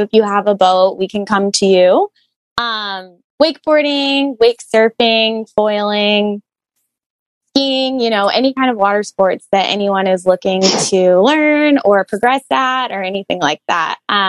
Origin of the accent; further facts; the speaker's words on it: Austin, Texas, United States; I grew up in Lake Austin in Austin, Texas